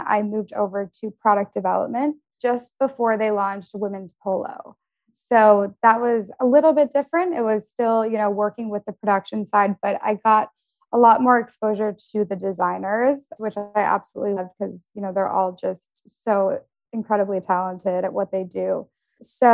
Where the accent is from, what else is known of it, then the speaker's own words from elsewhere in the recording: Detroit, Michigan, United States; moved away as an adult; also born or lived in Denver / New York; I grew up in Detroit, and then I went to school actually for international relations at the University of Denver